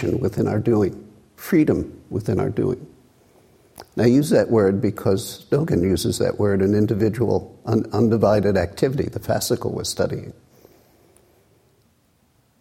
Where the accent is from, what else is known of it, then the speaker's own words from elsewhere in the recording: New York City, New York, United States; a kid growing up in Brooklyn